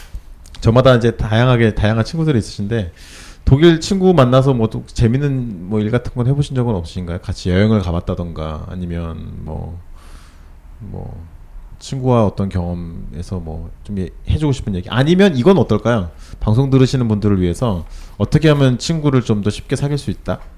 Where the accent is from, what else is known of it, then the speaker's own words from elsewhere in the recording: South Korea; also born or lived in Germany; 저는 한국 사람이고